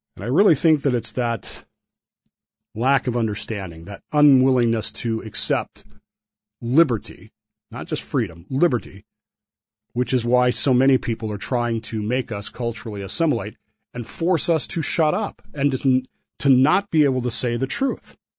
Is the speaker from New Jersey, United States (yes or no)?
no; Utah, United States; moved away as an adult; also born or lived in Portsmouth, Virginia; I am a sailor from Utah